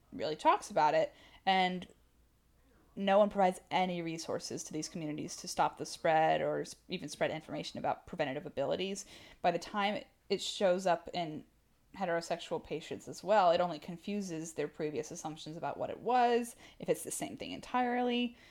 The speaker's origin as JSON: {"language": "English", "region": "Texas", "country": "United States", "said": "I'm from Texas"}